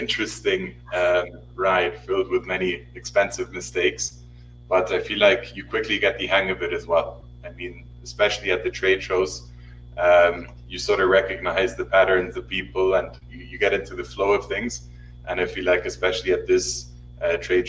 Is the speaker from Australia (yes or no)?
no; Switzerland; moved away as an adult; now in Mexico City, Mexico; I was born and raised in Switzerland and have spent the past 4 years living in Mexico.